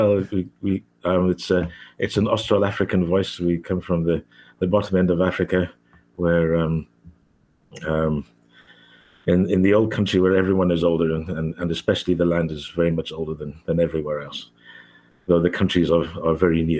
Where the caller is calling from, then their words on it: London, United Kingdom; I'm calling from Northwest London near Queen's Park.